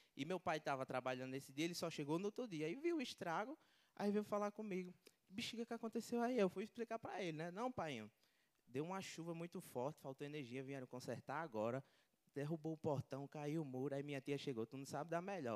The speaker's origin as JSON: {"language": "Portuguese", "town": "Natal", "region": "Rio Grande do Norte", "country": "Brazil", "said": "eu sou de Natal, Rio Grande do Norte"}